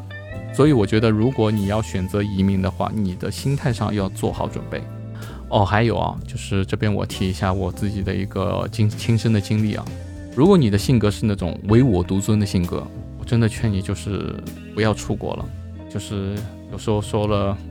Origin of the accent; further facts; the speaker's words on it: Shanghai, China; now in Chiang Mai, Thailand; 我上海人